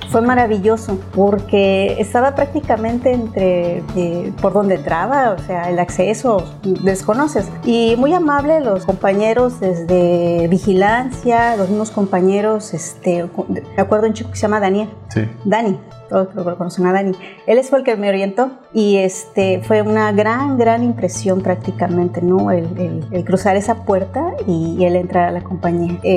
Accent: Mexico City, Mexico; En el momento que llegué, porque soy de Ciudad de México, este, mi primera impresión fue el calor

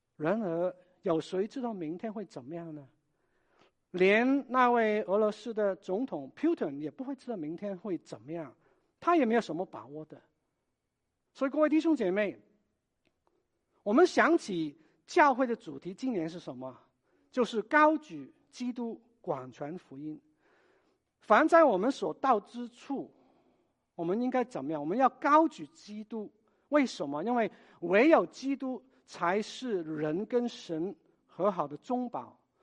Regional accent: Hong Kong; moved away; 我也是来自香港的

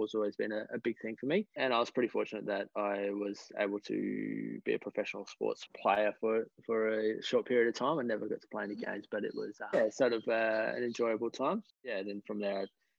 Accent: Adelaide, South Australia, Australia; I grew up in Adelaide

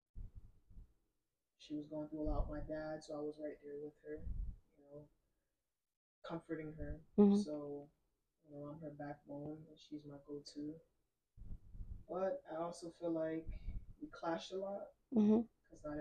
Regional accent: Hartford, Connecticut, United States; also born or lived in New Britain, Connecticut; I grew up in Hartford

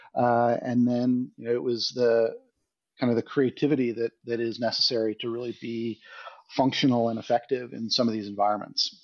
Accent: United States; as an American

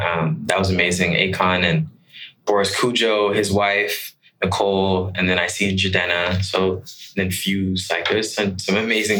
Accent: Accra, Greater Accra, Ghana; Yeah, I mean, I'm from Ghana. I'm from Accra.

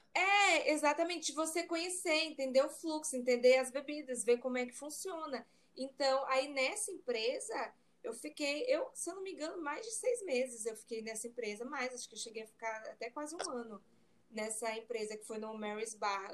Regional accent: Maranhão, Brazil; also born or lived in Ireland; Eu sou maranhense

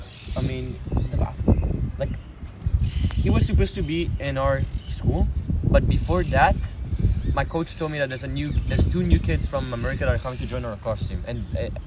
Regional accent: Rome, Lazio, Italy; moved away; I'm from Rome.

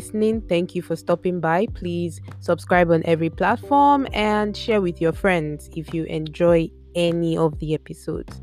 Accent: Nigeria; moved away; As a Nigerian, I cannot even say how scared I am for my family, for my friends, for people I know who are at home

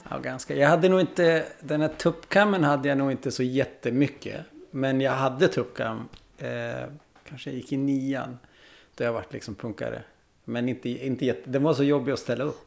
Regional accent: Vännäs, Västerbotten County, Sweden; also born or lived in Umeå; jag är från Vännäs

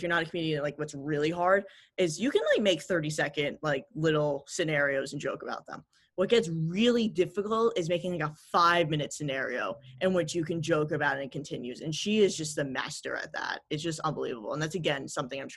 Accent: New York City, New York, United States; growing up in New York City

